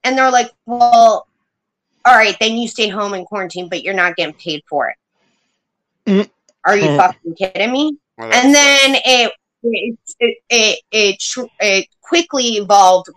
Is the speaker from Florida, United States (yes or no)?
no; New York, United States; I was born and raised in New York